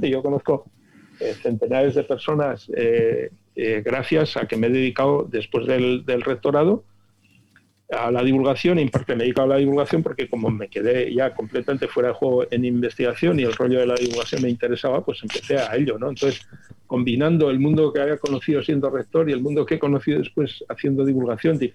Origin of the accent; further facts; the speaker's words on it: Salamanca, Castile and León, Spain; now in Bilbao, Spain; yo no soy de Bilbao, yo soy de Salamanca.